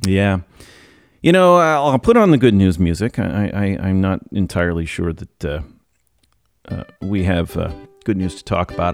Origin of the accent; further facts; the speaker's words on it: United States; as an American